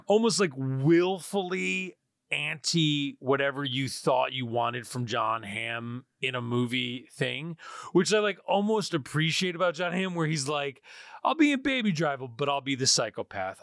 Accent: New York, United States; I'm, I'm from New York

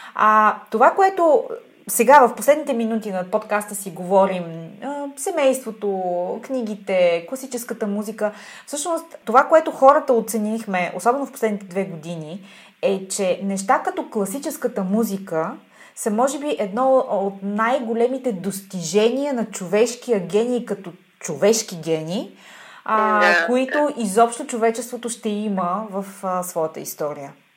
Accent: Bulgaria; съм българка и съм израснала на тази географска ширина

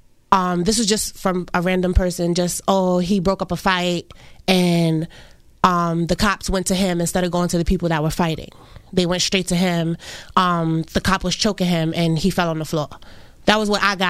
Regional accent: New York City, New York, United States; We grew up in Brooklyn

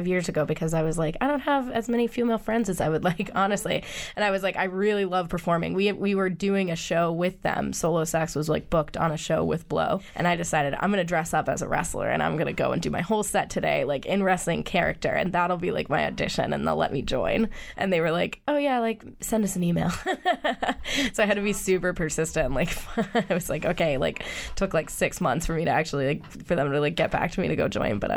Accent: Acton, Massachusetts, United States; also born or lived in Amherst, Massachusetts; I grew up in Acton

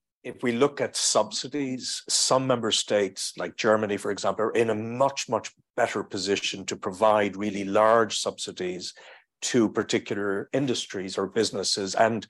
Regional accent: Maynooth, Leinster, Ireland; although I come from Maynooth, I am not a great fan of sermons

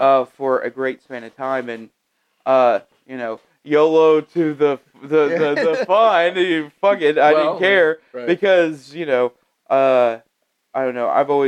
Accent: Oklahoma, United States; I'm from Oklahoma.

